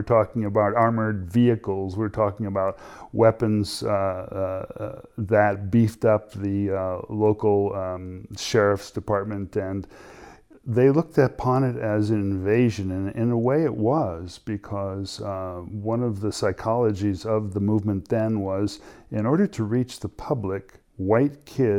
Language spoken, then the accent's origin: English; Los Angeles, California, United States; And I grew up mostly in Los Angeles and attended a small university.